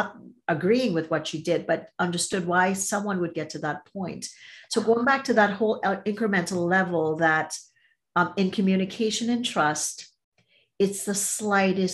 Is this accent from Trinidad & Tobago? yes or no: yes; Trinidad & Tobago; moved away as an adult; also born or lived in Toronto, Canada; I'm from Trinidad and Tobago and grew up there, came to go to school